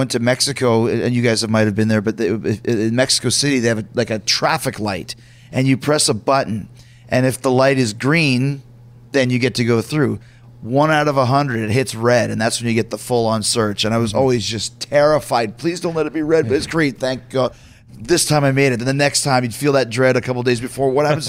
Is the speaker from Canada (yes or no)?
yes; Winnipeg, Manitoba, Canada; also born or lived in United States; I'm from Winnipeg as well, and I was lucky because I'm a dual citizen because I was born in the States.